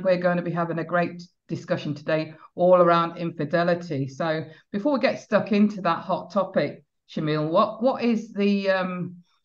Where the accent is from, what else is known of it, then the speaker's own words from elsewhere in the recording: United Kingdom; I am British, I'm not from the Caribbean